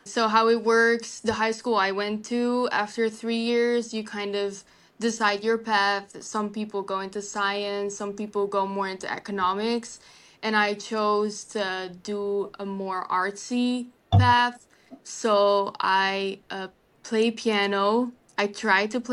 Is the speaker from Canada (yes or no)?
no; Rotterdam, South Holland, Netherlands; English is a second language; moved away as an adult; also born or lived in Illinois / Wisconsin; now in Milwaukee, United States; I was born in Rotterdam, which is like an hour away from Amsterdam, pretty close